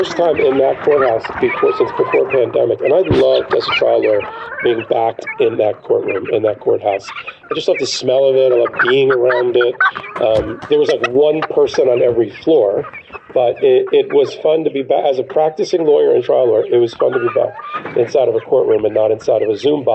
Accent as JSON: {"language": "English", "region": "New York", "country": "United States", "said": "a New Yorker"}